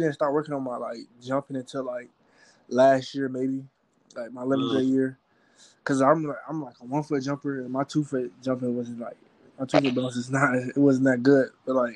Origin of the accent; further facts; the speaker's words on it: Hinesville, Georgia, United States; I'm from Hinesville, Georgia. It's kind of like a country town, but it's like kind of bad.